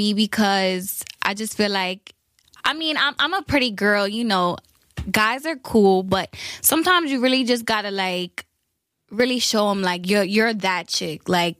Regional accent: Brooklyn, New York, United States; Well, me, I'm 23 years old. I'm from Brooklyn, New York. I traveled around the world when I was younger.

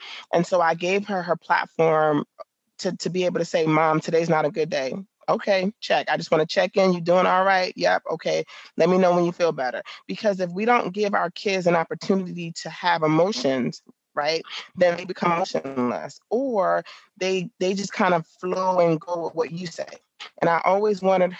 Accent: New York City, New York, United States; now in Virginia, United States; I grew up in the Bronx

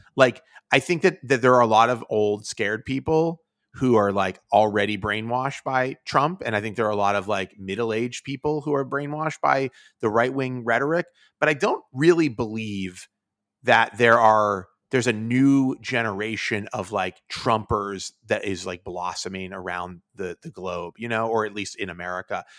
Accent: Pittsburgh, Pennsylvania, United States; now in New York, United States; I'm from Pittsburgh

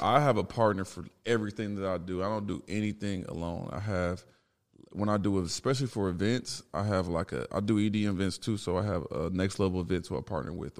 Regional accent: Dallas, Texas, United States; moved away as an adult; also born or lived in Chicago, Illinois; now in Los Angeles, United States; I moved to Dallas from Chicago in, like, fifth grade

